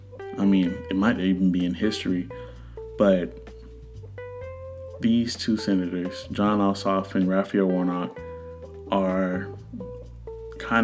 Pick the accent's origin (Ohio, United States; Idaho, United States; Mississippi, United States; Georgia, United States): Georgia, United States; Atlanta area; I was born in Georgia, somewhere in the Atlanta area